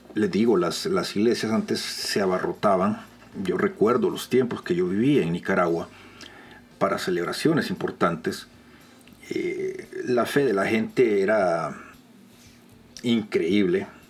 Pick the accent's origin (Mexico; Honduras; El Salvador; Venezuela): El Salvador; en mi país, en El Salvador